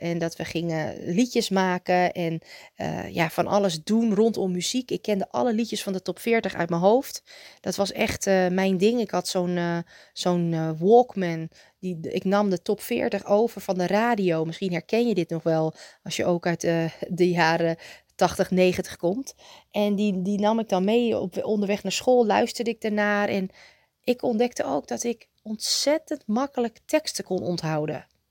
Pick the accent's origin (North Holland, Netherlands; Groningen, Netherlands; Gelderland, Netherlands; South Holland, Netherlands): North Holland, Netherlands; Muiderberg; moved away; ik werkte ook bij een groenteboer in Muidenberg, waar ik vandaan kwam